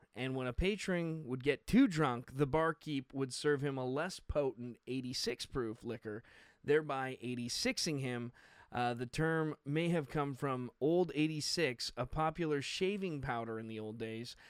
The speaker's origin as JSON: {"language": "English", "country": "Canada", "said": "being a Canadian"}